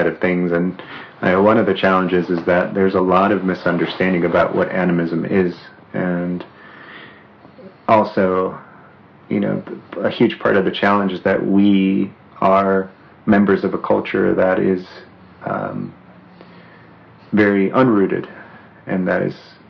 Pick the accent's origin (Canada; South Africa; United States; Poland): Poland; northwestern Poland; moved away; also born or lived in Southern California / Snoqualmie Valley; I can say I'm from northwestern Poland originally, or I can say I'm from Southern California because I lived there for a certain number of years.